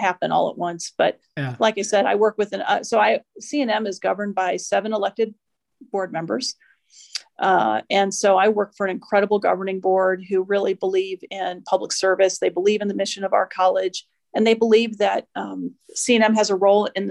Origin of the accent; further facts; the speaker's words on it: Midwest, United States; moved away as an adult; also born or lived in Washington, D.C.; now in New Mexico, United States; I'm originally from the Midwest. I spent about 20 years in DC. I've now been in New Mexico a little over 10